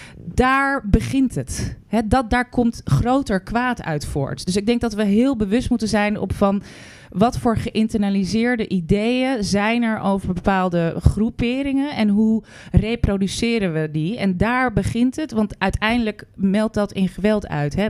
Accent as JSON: {"language": "Dutch", "country": "Netherlands", "said": "wij zijn Nederlanders."}